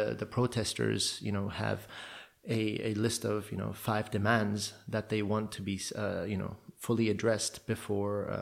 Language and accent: English; Hong Kong; moved away; I was born and raised in Hong Kong